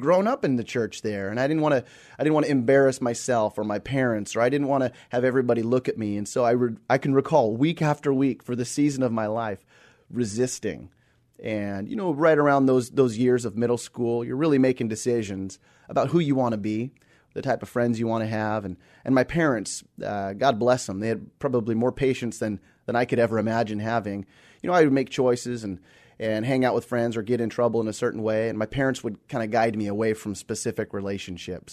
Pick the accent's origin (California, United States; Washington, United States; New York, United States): Washington, United States; Seattle; also born or lived in Australia; born and raised here in the Seattle area, born at, uh, Group Health Hospital